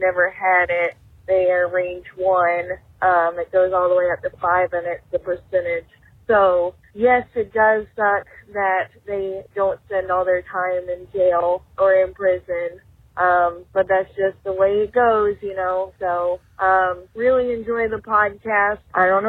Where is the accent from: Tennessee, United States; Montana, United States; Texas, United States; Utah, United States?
Tennessee, United States; Nashville; I'm born and raised in Nashville, and I've never owned a pair of cowboy boots, and I hate country music.